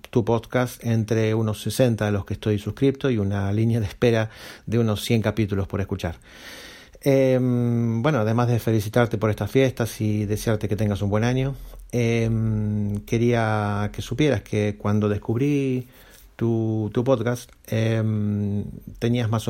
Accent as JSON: {"language": "Spanish", "town": "Santiago de Compostela", "region": "Galicia", "country": "Spain", "said": "de Santiago de Compostela."}